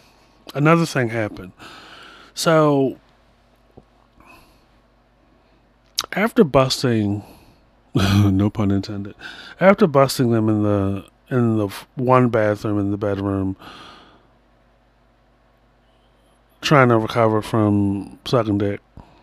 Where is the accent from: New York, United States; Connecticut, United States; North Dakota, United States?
New York, United States; Long Island; I'm from Long Island.